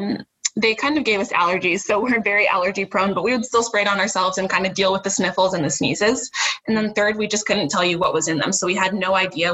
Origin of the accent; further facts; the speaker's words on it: Ohio, United States; moved away as an adult; also born or lived in New Hampshire; So we are both from Ohio, grew up there, but born to a Jamaican immigrant mother